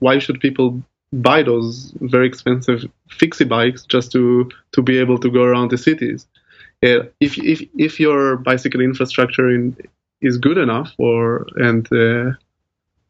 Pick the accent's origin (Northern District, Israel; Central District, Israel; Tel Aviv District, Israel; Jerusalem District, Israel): Tel Aviv District, Israel; Tel Aviv; moved away as an adult; now in Groningen, Netherlands; I grew up in Tel Aviv, which is also a great city in Israel.